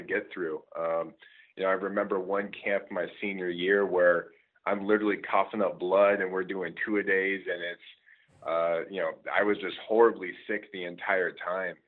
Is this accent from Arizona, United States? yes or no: yes; Scottsdale, Arizona, United States; moved away as an adult; also born or lived in Michigan; I'm actually originally from Scottsdale, Arizona